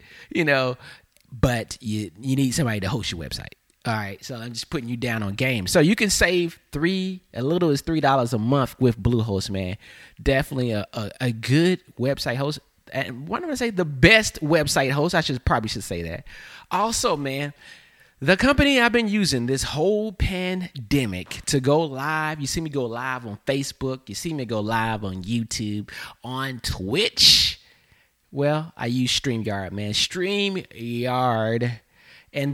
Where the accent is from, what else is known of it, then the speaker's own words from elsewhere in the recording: the South, United States; accent: Southern; But when I got to New York, my down South accent was, I guess, strong to them.